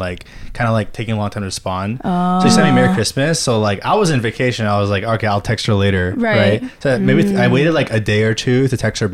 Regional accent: Irvine, California, United States; moved away as an adult; now in Los Angeles, United States; I'm from Irvine

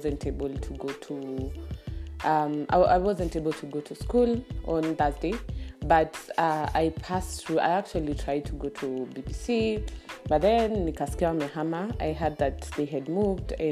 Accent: Kenya; I'm Kenyan

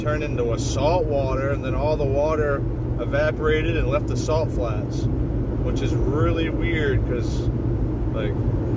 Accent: Maine, United States; I'm from Maine

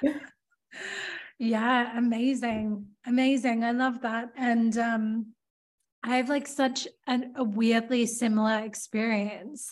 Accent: Australia; moved away as an adult; also born or lived in London; I was like from Australia

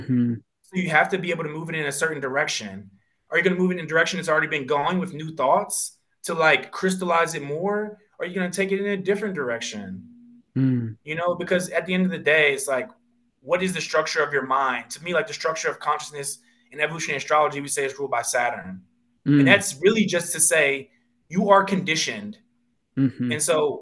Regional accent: Pennsylvania, United States; growing up in Pennsylvania, there's Quakers

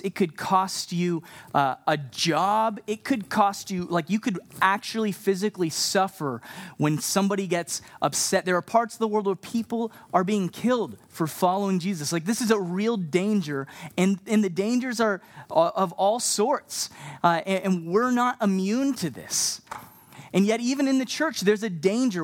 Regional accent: Texas, United States; also born or lived in Canada; now in Montreal, Canada; I'm from Canada, but I grew up down in Texas

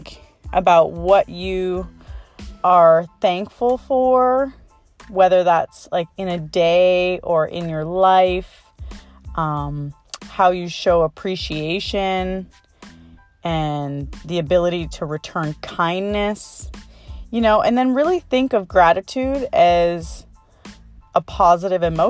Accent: Canada; now in Maui, United States; I'm originally from Canada and I love going home to Canada

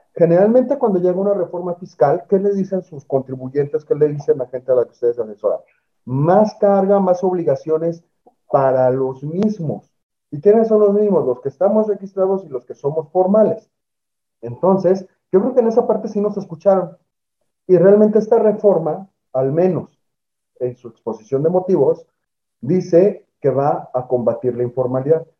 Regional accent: Mexico; todos los ciudadanos mexicanos

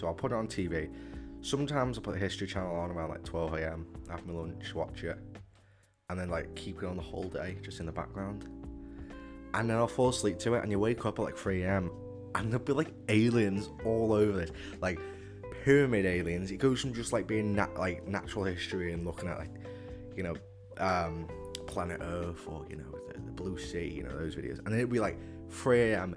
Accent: the Wirral, North West England, United Kingdom; From the Wirral. Obviously, I was born in the Wirral

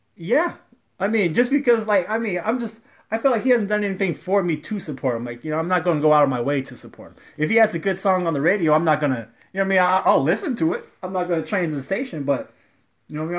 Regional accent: Ohio, United States; I'm from Ohio

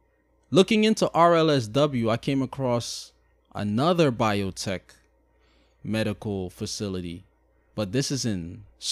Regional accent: Shanghai, China; They're still Chinese, but I'm Chinese. But I'm from Shanghai.

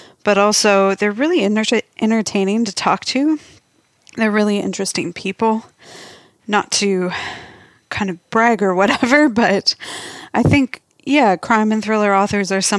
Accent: Minnesota, United States; also born or lived in North Dakota; now in Australia; I was actually born and raised in Minnesota

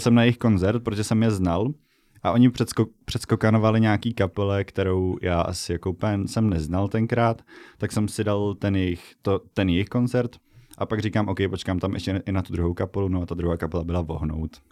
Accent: Bohemia, Czechia; já jsem z Čech

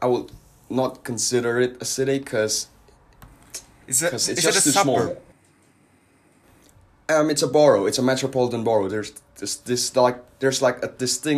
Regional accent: Surabaya, East Java, Indonesia; moved away as an adult; now in United Kingdom; I'm originally from Surabaya, Indonesia, which is like the second largest city in my country

